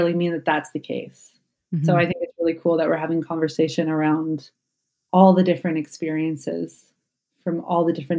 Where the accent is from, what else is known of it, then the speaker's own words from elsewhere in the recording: Canada; I'm Canadian